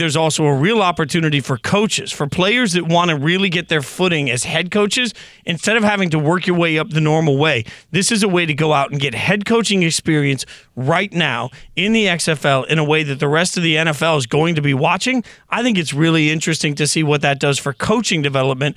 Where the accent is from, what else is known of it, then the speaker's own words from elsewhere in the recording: Las Vegas, Nevada, United States; Vegas Vipers, my hometown, where I'm originally from